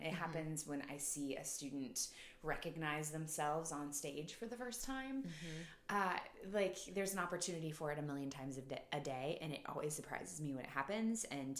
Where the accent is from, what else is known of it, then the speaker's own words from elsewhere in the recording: Topeka, Kansas, United States; moved away as an adult; also born or lived in Wichita, Kansas / Iowa / New Mexico; now in Omaha, United States; I was born in Wichita. Okay. I was raised in Topeka.